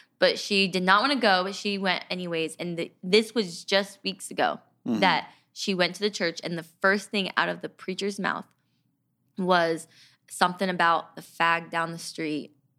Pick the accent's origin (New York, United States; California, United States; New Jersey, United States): California, United States; we grew up in California